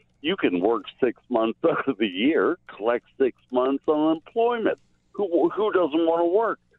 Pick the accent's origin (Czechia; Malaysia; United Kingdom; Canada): Canada; Hey, we're Canadian.